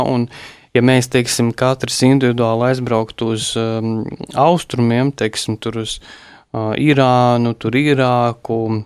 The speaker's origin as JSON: {"language": "Latvian", "country": "Latvia", "said": "mēs esam latvieši, kuri visu, visu pacieši"}